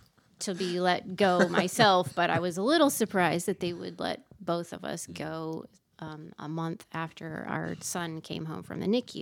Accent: South Lyon, Michigan, United States; also born or lived in Detroit, Michigan; now in Iowa, United States; I was born and raised in Southeast Michigan.

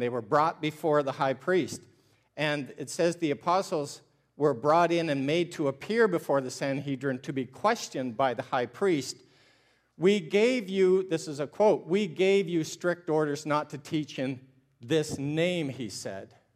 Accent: Ontario, Canada; I'm a Canadian from Ontario, and I'm a missionary to Canada

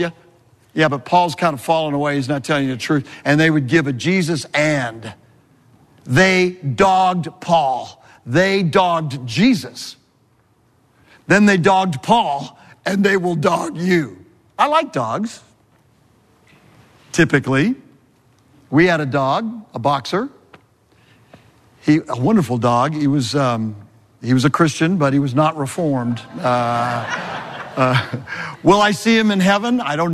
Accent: California, United States; moved away as an adult; also born or lived in New England; I'm from California

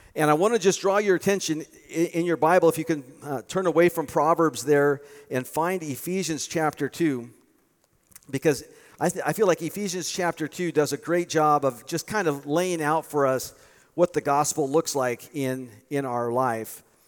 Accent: United States; I was born in the United States

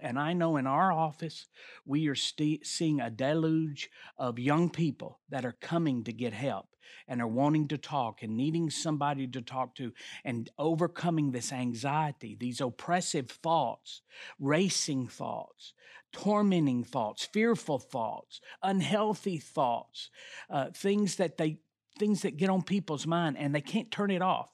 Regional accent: the South, United States; We're from the South

